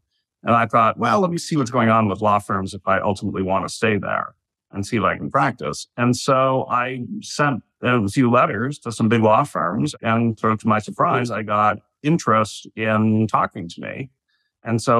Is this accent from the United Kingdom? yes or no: no; Toronto, Ontario, Canada; moved away as an adult; now in New York, United States; I'm Canadian. I grew up in Toronto